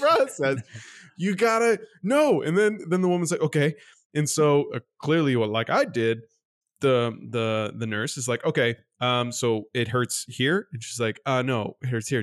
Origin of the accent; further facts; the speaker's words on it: Canada; as a Canadian